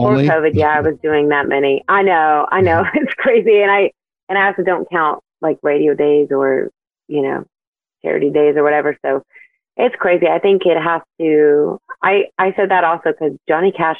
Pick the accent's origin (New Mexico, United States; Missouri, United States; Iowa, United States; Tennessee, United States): New Mexico, United States; now in Texas, United States; I love my home state